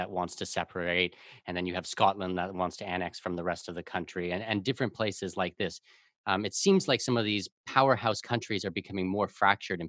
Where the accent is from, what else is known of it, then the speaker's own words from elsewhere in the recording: Canada; I'm Canadian. We have a pretty strong national identity.